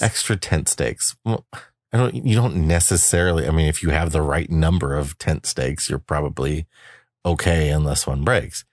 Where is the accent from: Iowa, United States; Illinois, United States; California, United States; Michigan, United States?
Iowa, United States; eastern; moved away; Iowa, my hometown